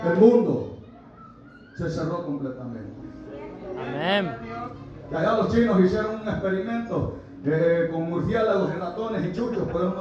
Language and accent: Spanish; Honduras; de mi tierra Honduras, al menos que sea de allá de Santa Rosa de Copamba